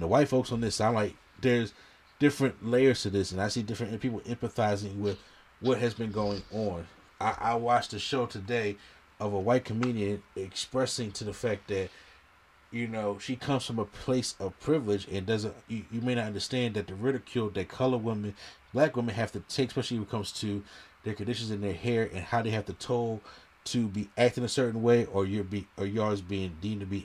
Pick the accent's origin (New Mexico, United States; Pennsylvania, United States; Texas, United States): Pennsylvania, United States; Philadelphia; I'm from Philly.